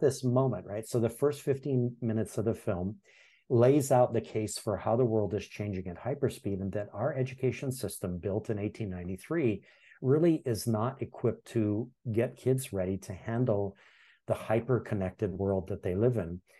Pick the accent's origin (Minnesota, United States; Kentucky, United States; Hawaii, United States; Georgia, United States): Hawaii, United States; also born or lived in Iowa; I'm born and raised in Hawaii